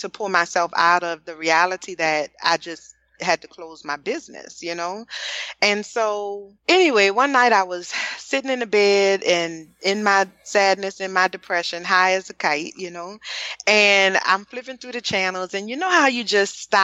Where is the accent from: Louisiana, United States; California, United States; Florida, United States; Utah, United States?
Louisiana, United States; New Orleans; I'm from New Orleans